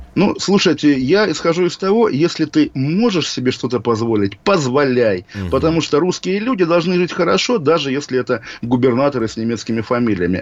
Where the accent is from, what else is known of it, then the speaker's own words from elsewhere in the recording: Kaliningrad Oblast, Russia; в моем родном городе, моей родной области